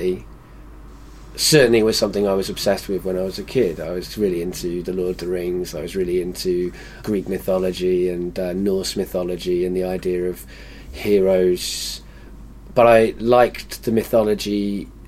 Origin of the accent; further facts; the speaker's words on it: Wales, United Kingdom; also born or lived in England; Having lived in Wales for a lot of my life and being English